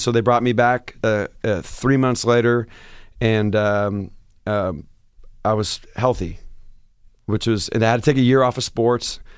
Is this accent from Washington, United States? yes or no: yes; Seattle, Washington, United States; moved away as an adult